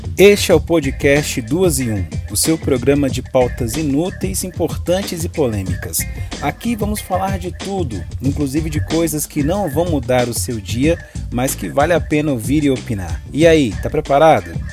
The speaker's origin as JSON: {"language": "Portuguese", "town": "Ceilândia", "region": "Federal District", "country": "Brazil", "said": "eu sou da Ceilândia"}